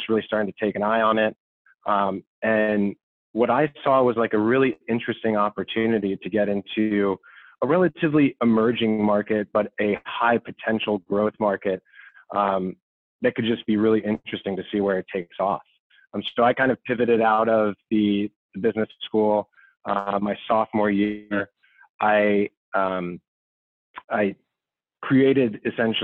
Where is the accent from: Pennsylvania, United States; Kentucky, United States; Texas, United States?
Pennsylvania, United States; outside of the Philadelphia area; moved away as an adult; also born or lived in Washington, D.C. / Ohio; I grew up in Washington, D.C., born and raised outside of the Philadelphia area